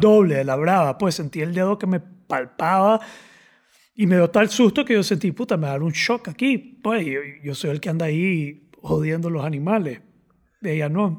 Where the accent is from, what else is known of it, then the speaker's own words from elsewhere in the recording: Nicaragua; yo soy nica